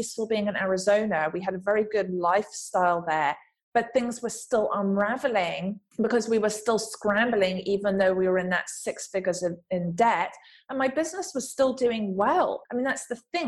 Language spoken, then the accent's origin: English; England, United Kingdom; accent: English; moved away as an adult; now in Los Angeles, United States; growing up in England, from the background, from the family that I came from